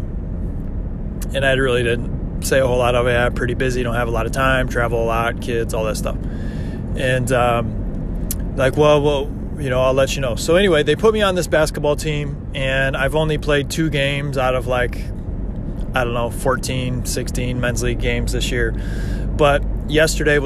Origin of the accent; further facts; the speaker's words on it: Michigan, United States; moved away; from Michigan